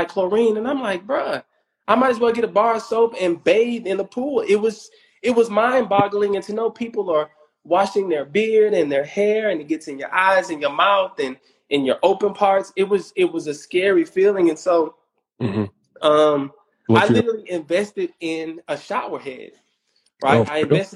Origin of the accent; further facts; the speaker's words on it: Houston, Texas, United States; I'm from Third Ward